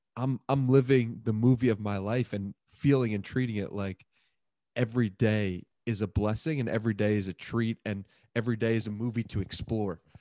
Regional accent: Port Washington, New York, United States; Grew up in this beautiful place called Port Washington, New York

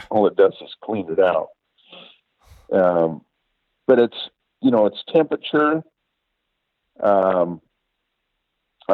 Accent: Oregon, United States; I'm from Oregon.

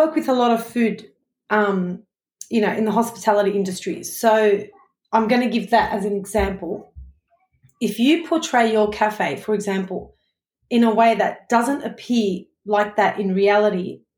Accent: Sydney, New South Wales, Australia; I'm from Sydney, Australia

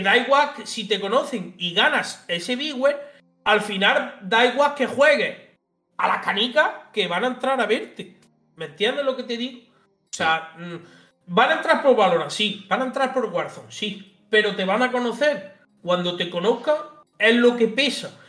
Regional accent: Linares, Andalusia, Spain; tengo 33 años, soy de Linares y en la provincia de Jaén.

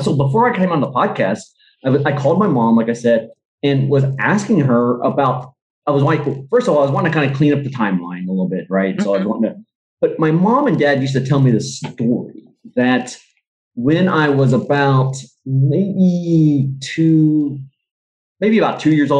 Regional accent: Vietnam; born there; Like I was adopted, I was born in Vietnam, you know?

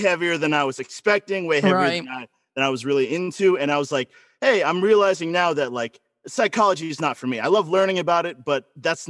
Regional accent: Florida, United States; I was born in Florida, you know, like the dangly part of America.

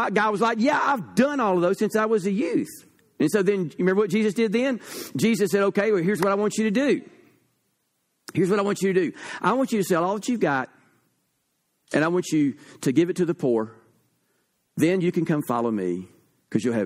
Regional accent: United States; I am an American

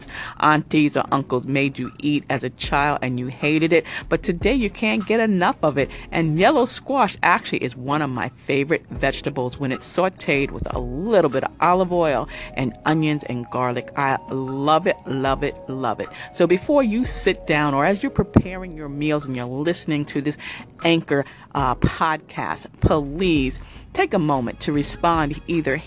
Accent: New Rochelle, New York, United States; growing up in New Rochelle, New York, and we lived in the housing projects on the fifth floor

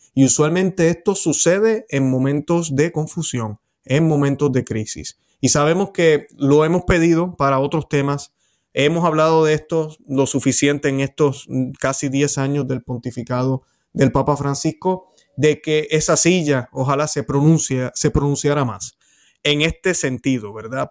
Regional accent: Puerto Rico; en mi país, en Puerto Rico

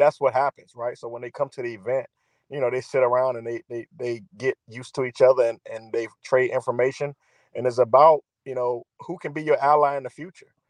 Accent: Virginia, United States; I'm from Virginia

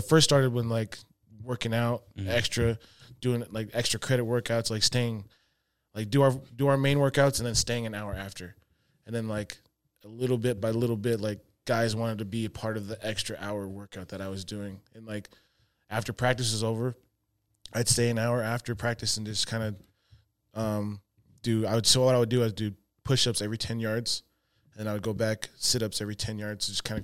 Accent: Murray, Utah, United States; moved away as an adult; Murray, Utah

